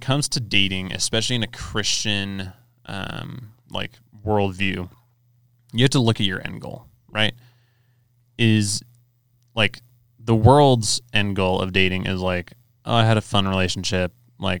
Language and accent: English; Southern California, United States; where I grew up in Southern California